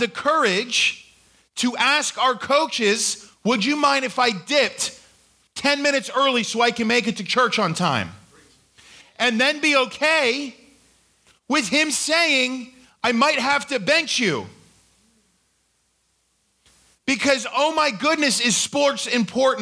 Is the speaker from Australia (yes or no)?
yes; Australia; now in United States; When I was growing up in Australia, I took this, my teacher taught me what to do if I was ever approached by the Queen of England